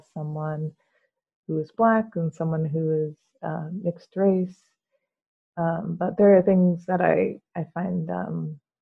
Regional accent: Yuba City, California, United States; also born or lived in Florida / Los Angeles, California; I was born in Yuba City, California. So I spent most of my life here

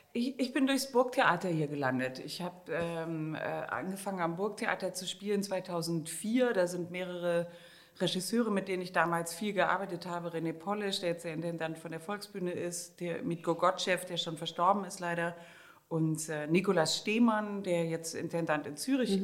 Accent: Germany; now in Vienna, Austria; wenn man als Deutscher in Österreich im Urlaub ist

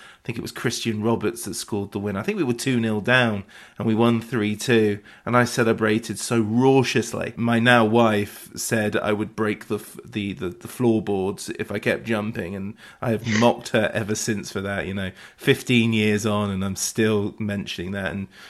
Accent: West Wiltshire, South West England, United Kingdom; I'm from West Wiltshire, you know, only a couple of stops down the train line is Bath Spa.

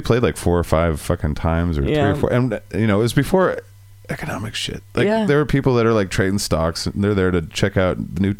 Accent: Boise, Idaho, United States; moved away; also born or lived in Eastern Washington; I was born in Boise. I am Southern Idaho born.

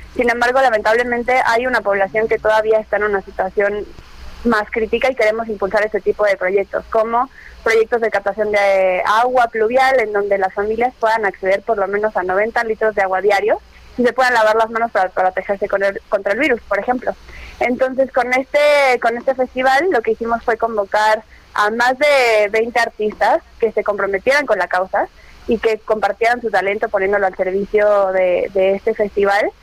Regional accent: Mexico; nos caracteriza la solidaridad como mexicanos

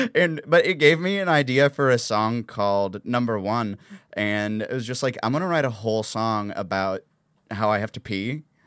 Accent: the South, United States; accent: southern

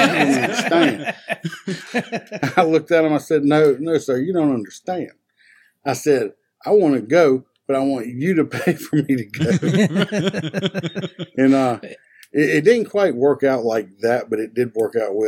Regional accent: South Louisiana, United States; accent: country; I'm from South Louisiana. South Louisiana. If anybody hears kind of the country accent, I don't hear it. Everybody else says I have it

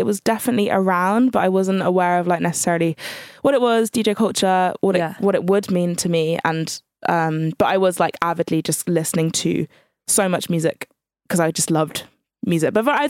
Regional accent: Channel Islands, United Kingdom; because I was from the Channel Islands, which is a very white area.

